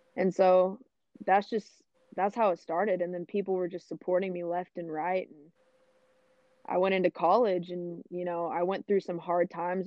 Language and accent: English; Fort Worth, Texas, United States; I am born and raised in Fort Worth, Texas. Um, I've been here my whole life